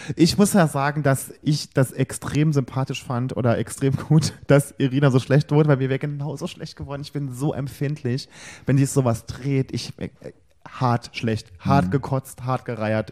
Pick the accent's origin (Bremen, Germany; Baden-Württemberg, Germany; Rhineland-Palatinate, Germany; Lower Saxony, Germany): Rhineland-Palatinate, Germany; im gleichen Bundesland geschlüpft wie ich